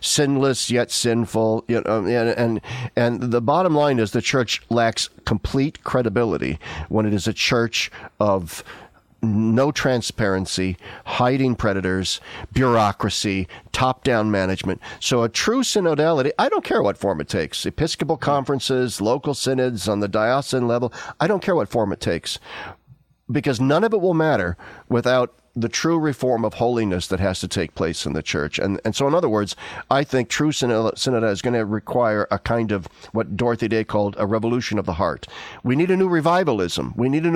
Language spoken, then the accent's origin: English; Nebraska, United States; moved away; I live 1,300 miles away from my home state of Nebraska, where all of my family still lives